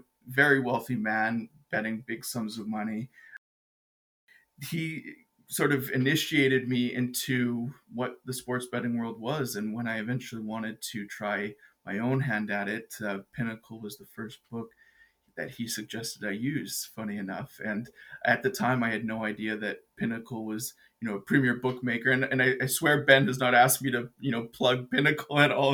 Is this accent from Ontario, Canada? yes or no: no; Edmonton, Alberta, Canada; I'm an Edmonton boy, born